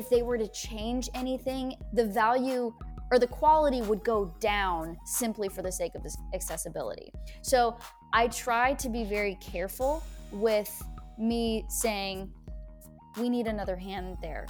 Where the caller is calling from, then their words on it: Portland, Oregon, United States; I'm here in Portland, Oregon.